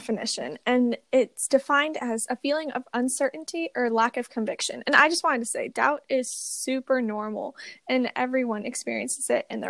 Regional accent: New York, United States; So I'm from New York and I'm a sophomore in high school right now. And so my dad is actually a pastor. So I grew up in the church

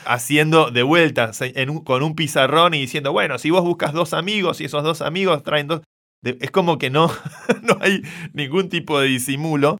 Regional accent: Argentina; Lo digo como argentino.

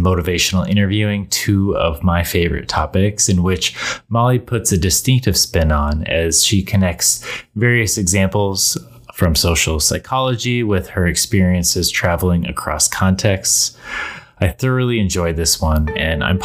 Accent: Fort Collins, Colorado, United States; I grew up in Fort Collins.

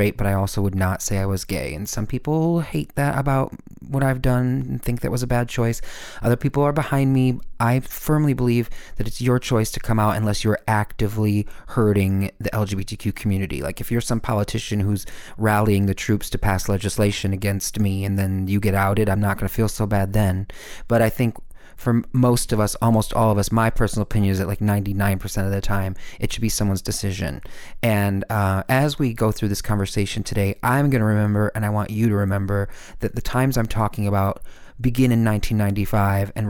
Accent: Midwest, United States; moved away; also born or lived in Los Angeles; I grew up in the Midwest

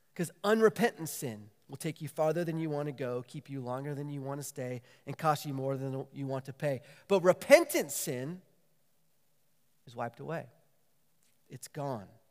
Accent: San Diego, California, United States; moved away as an adult; also born or lived in Waco, Texas; growing up in San Diego

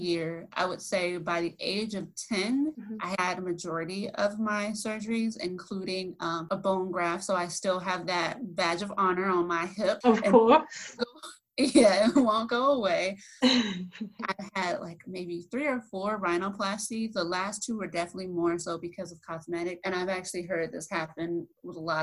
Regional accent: Jacksonville, Florida, United States; I'm actually in the US, born and raised in Jacksonville, Florida.

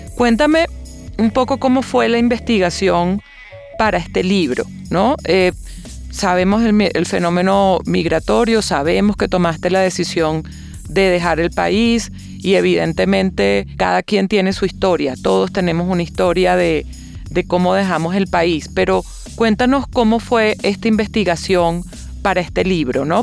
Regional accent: Venezuela; como venezolana

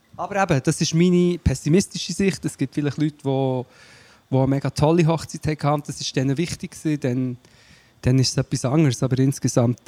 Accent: Portugal; moved away; ich bin ja in Portugal aufgewachsen

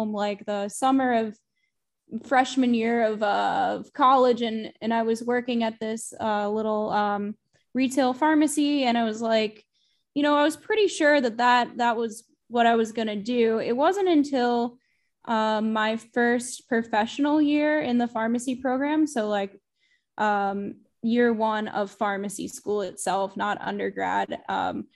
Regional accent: near Hershey, central Pennsylvania, United States; also born or lived in Pittsburgh, Pennsylvania; I'm originally from central Pennsylvania. I grew up near Hershey, Pennsylvania specifically

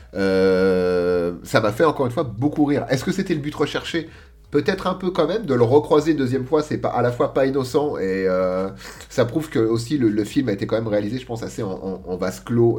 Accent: France; nous, petits français

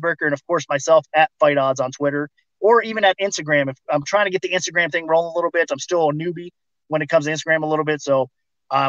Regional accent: Ohio, United States; moved away as an adult; now in Las Vegas, United States; I miss Ohio. That's going to always be my home state

